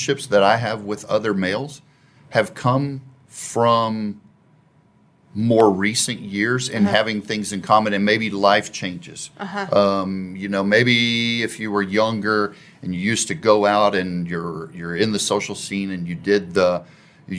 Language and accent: English; Waxahachie, Texas, United States; now in Plano, United States; I was born in Waxahachie